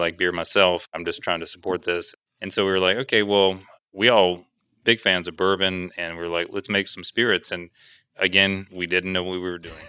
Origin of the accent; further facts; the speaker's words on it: Huntsville, Alabama, United States; I'm from Alabama